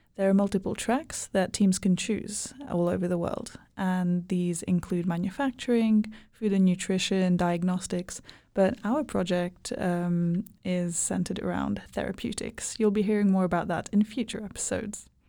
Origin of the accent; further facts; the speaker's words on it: Hungary; now in Helsinki, Finland; I am from Hungary